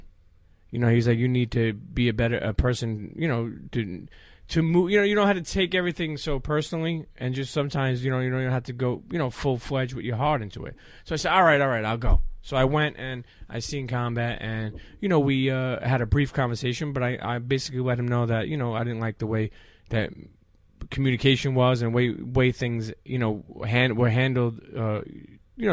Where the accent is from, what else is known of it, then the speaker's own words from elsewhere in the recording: New York City, New York, United States; moved away as an adult; now in New Jersey, United States; Brooklyn, New York. So I grew up in Coney Island